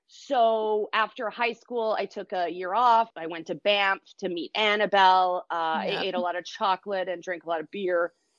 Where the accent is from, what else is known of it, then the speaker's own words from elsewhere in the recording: Brazil; born there; I was born in Brazil, and I lived in a bunch of different countries.